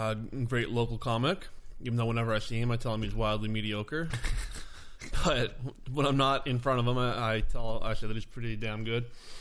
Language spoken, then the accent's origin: English; Renton, Washington, United States; I grew up in Renton my whole life